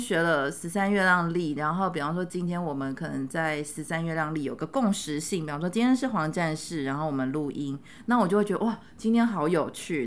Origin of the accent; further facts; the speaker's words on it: Luzhou, New Taipei, Taiwan; 我某种程度也是在台北的乡下长大，就是泸州，三重泸州